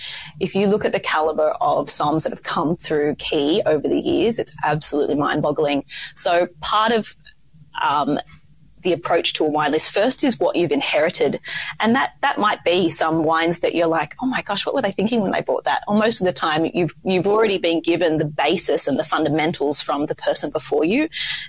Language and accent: English; Sydney, New South Wales, Australia; Oh, I didn't know there were such good restaurants in Sydney, like for my hometown. And then I just got that call to home, as we do, back to our beaches and back to the warm environment of Australia.